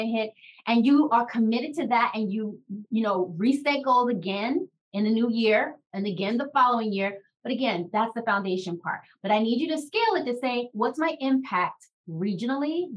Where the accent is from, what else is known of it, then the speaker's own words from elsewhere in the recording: Washington, District of Columbia, United States; Shara and I grew up in Washington, D.C.